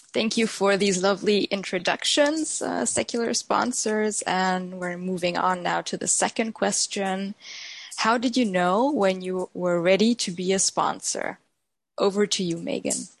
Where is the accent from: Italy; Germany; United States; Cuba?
Germany; I'm from Germany